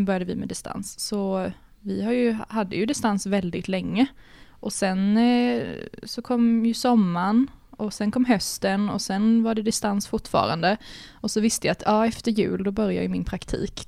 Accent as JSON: {"language": "Swedish", "town": "Karlskrona", "region": "Blekinge", "country": "Sweden", "moved": "as an adult", "lives_now": "Malmö, Sweden", "said": "Jag kommer ju från Karlskrona i Blekinge"}